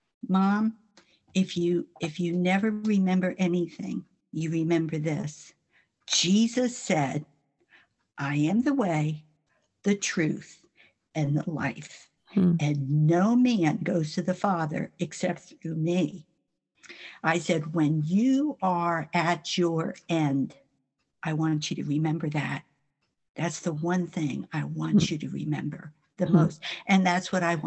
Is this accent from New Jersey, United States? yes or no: yes; New Jersey, United States; moved away; also born or lived in South Florida / North Carolina; I'm from New Jersey